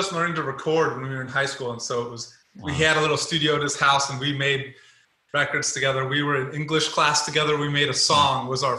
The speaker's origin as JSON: {"language": "English", "region": "Colorado", "country": "United States", "tie": "born or raised there", "also_born_or_lived": "Louisiana, United States", "said": "Yeah, well, so I was born in Louisiana. in high school, I went to high school in Colorado, very small mountain town, 17,000 people."}